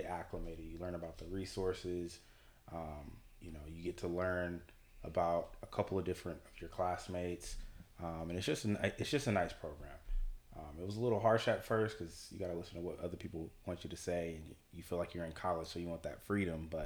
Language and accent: English; Richmond, California, United States; moved away as an adult; now in Los Angeles, United States; Born and raised in Richmond and the way I kind of grew up is my grand my grandmother who raised me and my little brother.